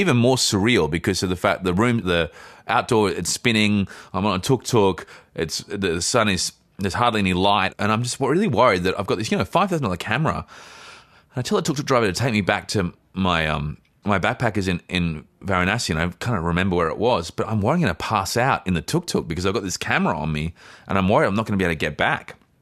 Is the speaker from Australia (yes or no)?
yes; Australia; I'm actually, um, I'm from Australia